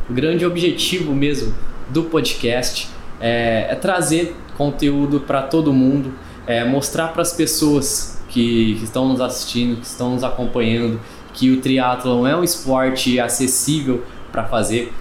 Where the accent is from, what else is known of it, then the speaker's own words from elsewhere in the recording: Cravinhos, São Paulo, Brazil; Eu sou natural de, de Cravinhos